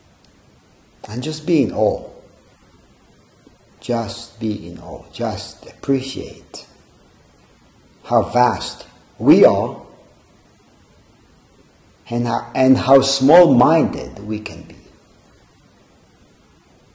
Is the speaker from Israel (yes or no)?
yes; Israel; moved away; growing up in Israel and dealing with conflict, dealing with exposure to conflict, which I grew up